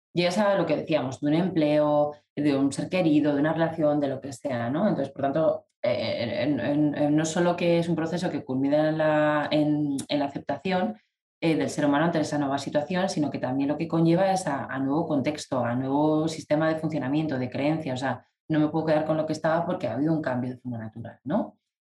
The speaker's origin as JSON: {"language": "Spanish", "town": "León", "region": "Castile and León", "country": "Spain", "said": "yo estaba en León, en mi tierra"}